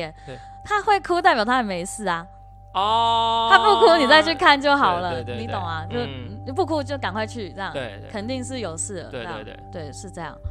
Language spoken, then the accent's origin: Chinese; Taitung County, Taiwan; 一开始真的是休息，我还回台东待了好几个月，因为我台东人嘛。